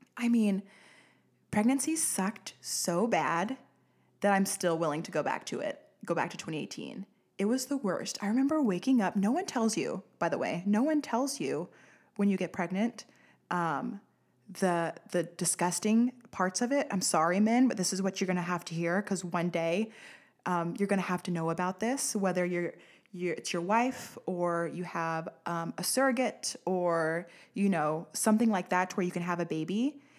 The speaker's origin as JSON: {"language": "English", "town": "Pine Bluff", "region": "Arkansas", "country": "United States", "said": "I'm from Pine Bluff"}